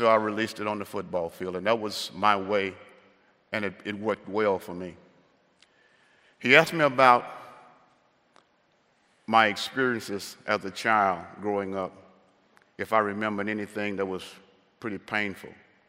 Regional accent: the South, United States; growing up in the South, how did I cope with the racism and how did I escape?

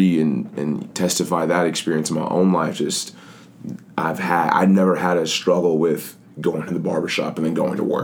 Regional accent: Johns Creek, Georgia, United States; growing up in Johns Creek

